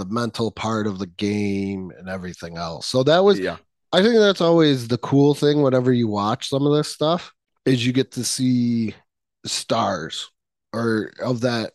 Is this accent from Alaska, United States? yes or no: no; Western New York, United States; I'm from Western New York.